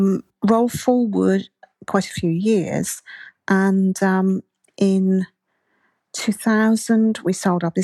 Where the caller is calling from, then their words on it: Andalusia, Spain; fine, and I'm talking to you from southern Spain.